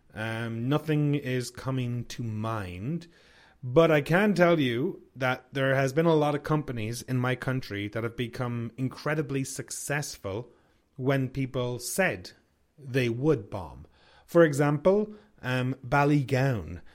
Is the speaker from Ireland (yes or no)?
yes; Ireland; now in Canada; I'm from Ireland. I live in Canada